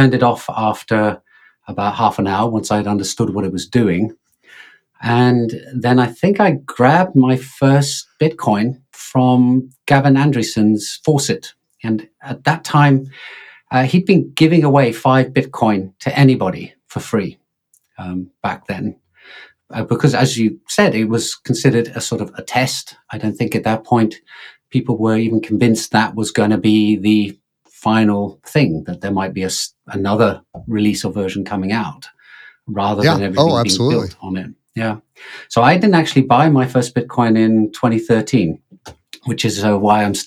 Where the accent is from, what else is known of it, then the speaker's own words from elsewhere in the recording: England, United Kingdom; now in Finland; live in Finland, but I'm English, as you can probably tell from my accent